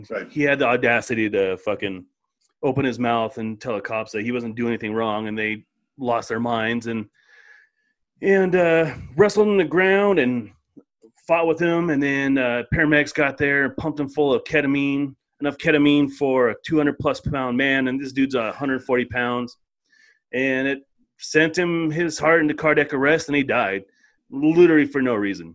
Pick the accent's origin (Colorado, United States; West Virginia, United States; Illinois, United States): Colorado, United States; Aurora; we're from Aurora